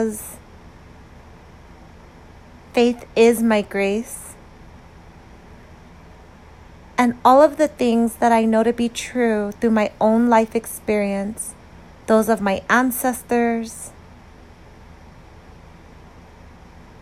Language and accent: English; United States; an American who understands what it feels like to be a minority